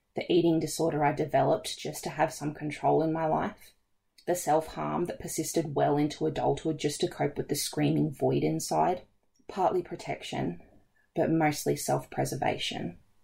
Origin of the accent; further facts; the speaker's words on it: Forbes, New South Wales, Australia; I was planning on making a six-hour drive to my hometown of Forbes.